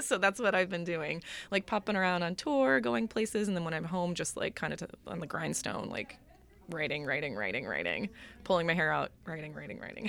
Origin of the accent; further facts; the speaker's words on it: Orlando, Florida, United States; I grew up in Orlando. Um, I'm actually third generation Orlando.